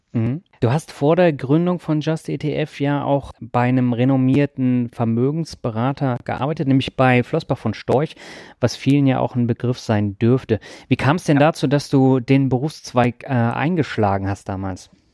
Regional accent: Kirchentellinsfurt, Baden-Württemberg, Germany; moved away; meine Leitung geht heute in meine alte Heimat Kirchen-Tellensfurt

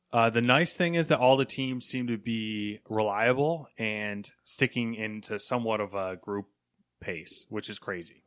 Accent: New York, United States; "Oh, where are you from?" like, I'd be like, "Oh, New York."

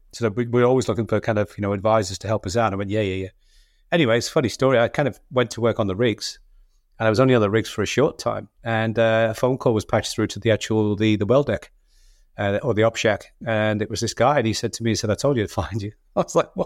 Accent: Liverpool, North West England, United Kingdom; moved away as an adult; I come from Liverpool

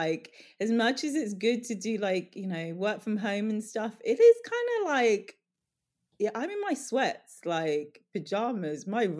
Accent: London, United Kingdom; But I grew up in Northwest London, near Ladbroke Grove. My mum grew up in Ladbroke Grove. I'm all about Portobello Market. You know, I grew up going to Portobello Market, vintage shopping, secondhand.

